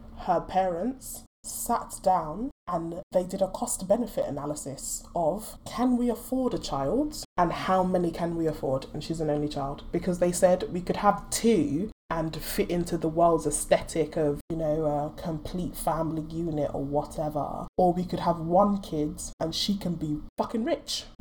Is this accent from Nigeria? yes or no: yes; Nigeria; I'm Nigerian.